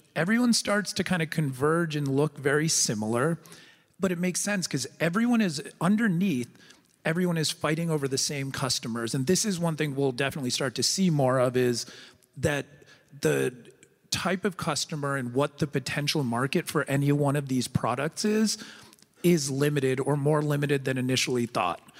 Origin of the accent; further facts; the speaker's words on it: United States; as an American